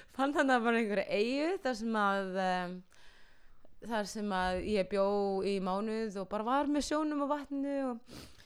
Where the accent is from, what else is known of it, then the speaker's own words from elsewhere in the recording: Iceland; ég var bara krakkar frá Íslandi